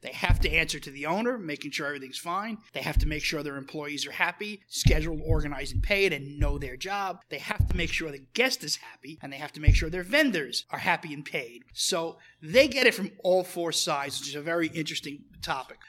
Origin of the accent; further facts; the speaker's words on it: New York City, New York, United States; I grew up in Brooklyn in the in the seventies